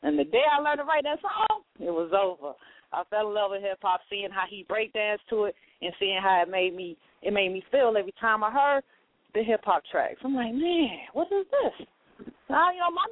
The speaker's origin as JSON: {"language": "English", "region": "North Carolina", "country": "United States", "tie": "born or raised there", "moved": "yes", "lives_now": "Chicago, United States", "said": "I'm originally from North Carolina. Raised half my life there"}